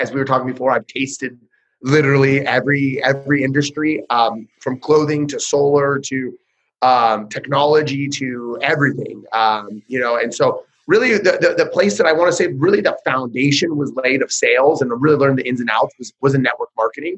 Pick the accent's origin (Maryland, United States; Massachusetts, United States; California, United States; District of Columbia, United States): California, United States; Northern; moved away as an adult; also born or lived in Modesto, California; now in Central California, United States; I'm from Northern California. Right now, I kind of live a little more Central California